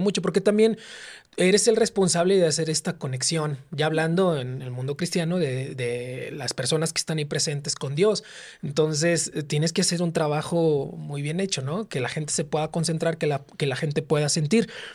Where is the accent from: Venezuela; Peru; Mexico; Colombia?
Mexico; Tampico, Tamaulipas; moved away as an adult; now in Mexico City, Mexico; yo soy de Tampico, Tamaulipas